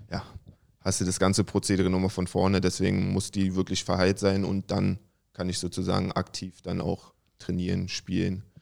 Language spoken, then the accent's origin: German; Berlin, Germany; Im Südosten, also Klinike bin ich aufgewachsen. Meine Frau ähm, im Nebenort war Rudo Buko.